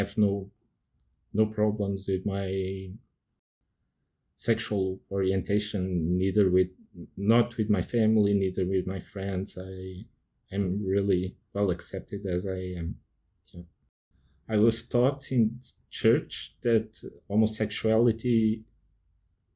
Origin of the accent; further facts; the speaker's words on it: Portugal; I'm from Portugal